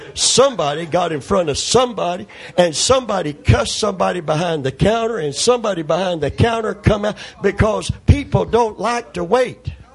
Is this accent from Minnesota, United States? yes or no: no; Kentucky, United States; I'm from Kentucky